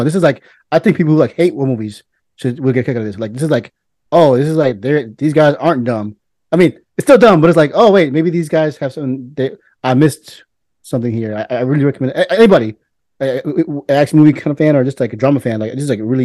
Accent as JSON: {"language": "English", "country": "United States", "said": "as an American"}